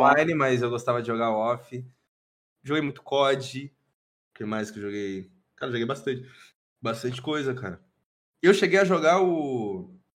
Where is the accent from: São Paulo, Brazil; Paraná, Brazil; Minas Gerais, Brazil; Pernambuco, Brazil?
Paraná, Brazil; Londrina; E sou de Londrina, Paraná. Paranazão, pé vermelho